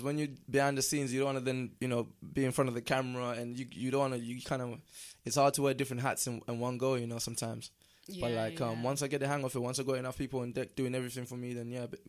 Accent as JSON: {"language": "English", "town": "Southampton", "region": "South East England", "country": "United Kingdom", "moved": "yes", "lives_now": "Guildford, United Kingdom", "said": "because we're from South, where Southampton is like a little, it's like a little IB, it's like a little IB for in it, where it's like you got all the clubs in one place type thing."}